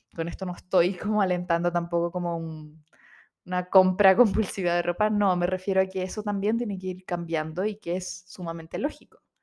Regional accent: Chile

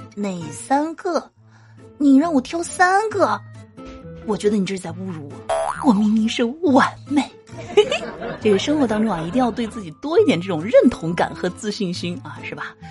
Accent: Guangdong, China; 身为广东人

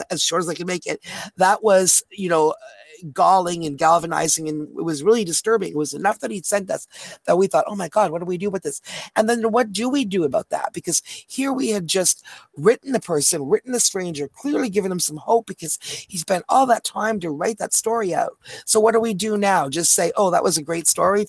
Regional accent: Canada; We're from Canada. So we're over the border

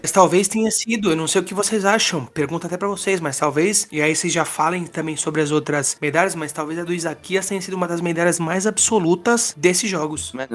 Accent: Brazil; nós também brasileiros

